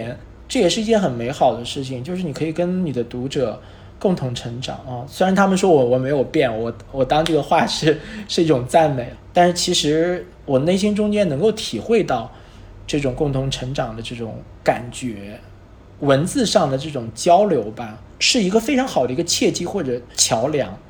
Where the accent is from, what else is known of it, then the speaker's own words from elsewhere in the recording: Nanjing, Jiangsu, China; 在十年之后实际上对我本人，对于我的家乡而言都是一个回馈。它也记录了一些东西，也记录了这十年之间南京的一些变化